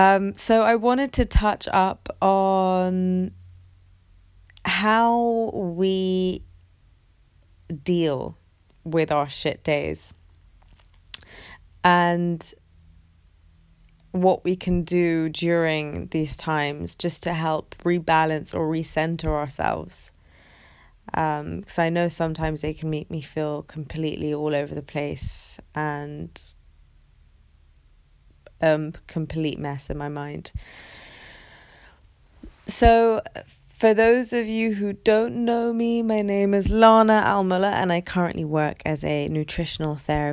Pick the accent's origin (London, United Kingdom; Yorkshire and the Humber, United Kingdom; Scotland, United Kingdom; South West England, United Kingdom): London, United Kingdom; And London is my hometown. It's where I was born. It's where I grew up my whole life.